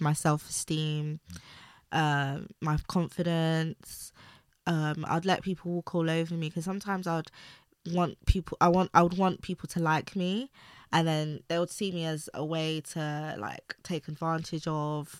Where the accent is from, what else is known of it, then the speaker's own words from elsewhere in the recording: London, United Kingdom; I grew up in East London